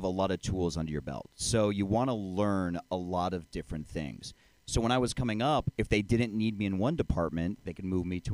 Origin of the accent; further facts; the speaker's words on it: Tampa, Florida, United States; I grew up in Tampa